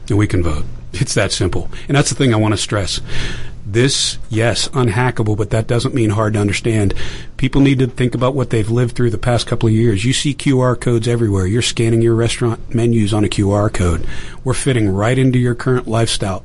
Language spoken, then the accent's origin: English; Pittsburgh, Pennsylvania, United States; I grew up in Pittsburgh